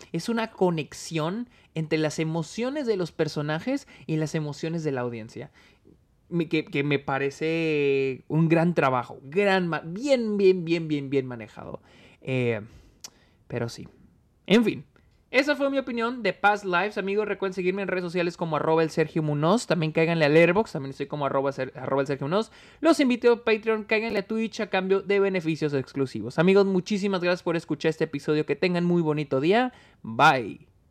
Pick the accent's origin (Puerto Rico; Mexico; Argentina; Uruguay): Mexico; now in United States; nací, nací, crecí en México y ahora estoy en Estados Unidos.